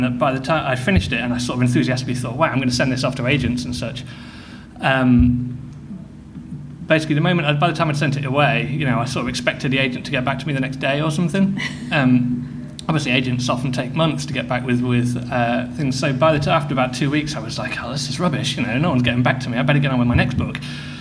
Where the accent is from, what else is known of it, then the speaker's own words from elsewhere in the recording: Midlands, United Kingdom; I grew up in the Midlands, in the middle of nowhere